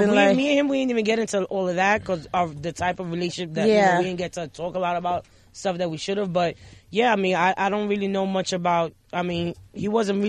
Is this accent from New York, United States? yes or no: yes; New York City, New York, United States; also born or lived in Long Island; I was able to come back to the Bronx. I was 16.